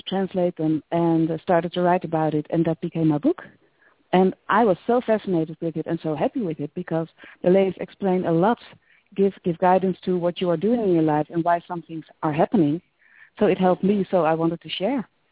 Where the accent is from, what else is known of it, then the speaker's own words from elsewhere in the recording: near Utrecht, Netherlands; I was born near Utrecht, so I really know the place.